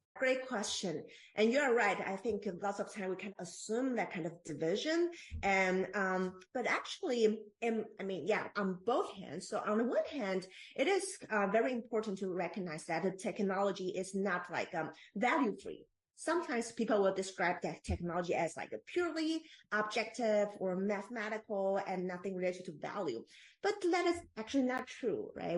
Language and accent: English; Taiwan; moved away as an adult; now in Bay Area, United States; I am born and raised in Taiwan